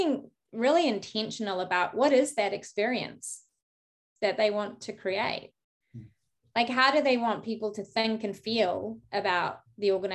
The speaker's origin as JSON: {"language": "English", "country": "New Zealand", "also_born_or_lived": "United Kingdom", "moved": "as an adult", "lives_now": "San Francisco Bay Area, United States", "said": "I'm from New Zealand, by the way, so I was studying in New Zealand, and then I went off to the UK and I spent 10 years in the UK."}